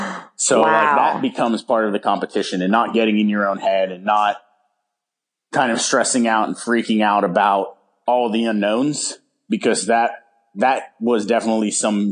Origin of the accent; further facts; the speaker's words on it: San Francisco, California, United States; hopefully back up in San Francisco, what I consider my hometown, and open up shop up t